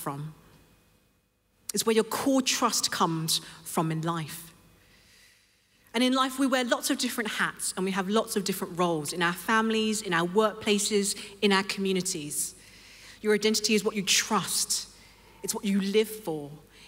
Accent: London, United Kingdom; I grew up in London, and I was raised in a Christian home

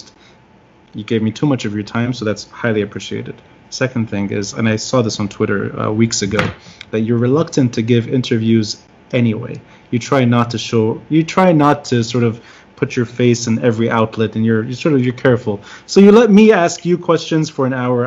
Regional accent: Tripoli, North Governorate, Lebanon; now in New York, United States; somebody who's originally from Tripoli

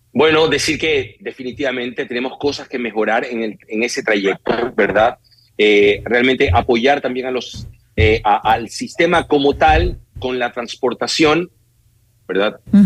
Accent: Guayaquil, Guayas, Ecuador; Lo que en Guayaquil le llamamos pasos eh, a desnivel

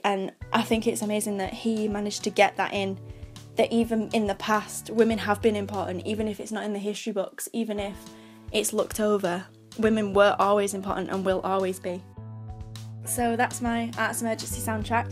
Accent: Manchester, North West England, United Kingdom; I'm eighteen and I'm from Manchester

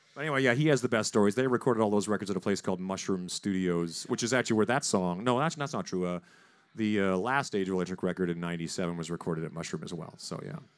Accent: Saskatchewan, Canada; now in United States; Corey Churko and I grew up in Saskatchewan.

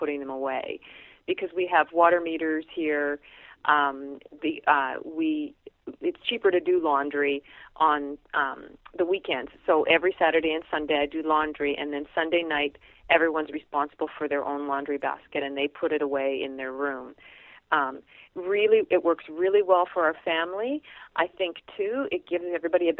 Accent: Canada; we're Canadian

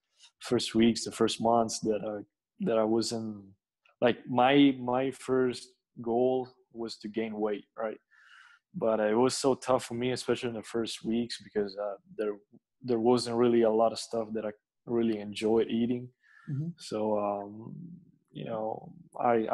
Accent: Bologna, Emilia-Romagna, Italy; I was born in Bologna, where at that time during the 90s was called Basket City

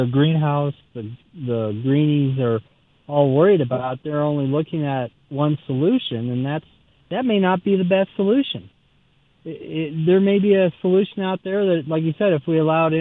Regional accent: Denver, Colorado, United States; I grew up in Denver

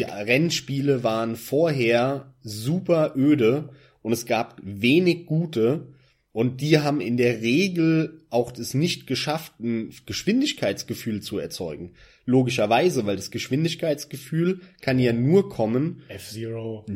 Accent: Germany; als Deutscher im PC-Land Deutschland

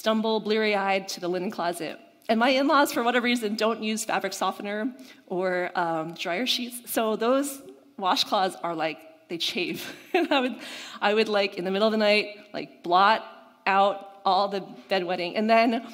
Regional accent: United States; also born or lived in Boston; I'm Chinese American

